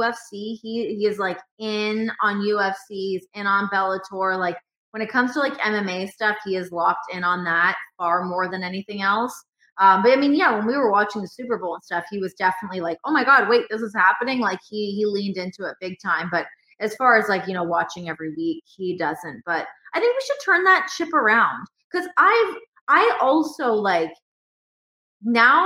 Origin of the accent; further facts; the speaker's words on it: Toronto, Ontario, Canada; moved away as an adult; also born or lived in Las Vegas; now in Cincinnati, United States; I'm from Toronto.